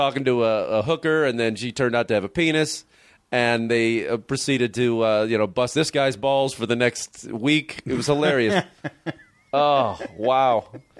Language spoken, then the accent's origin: English; Chicago, Illinois, United States; I grew up in Chicago